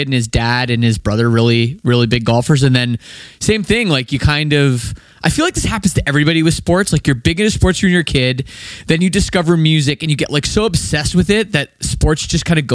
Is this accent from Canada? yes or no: yes; Canada; I'm Canadian, I never played hockey